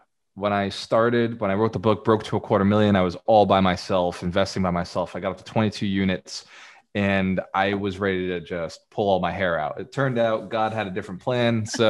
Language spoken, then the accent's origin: English; Fall River, Massachusetts, United States; This is in Fall River, Massachusetts, my hometown.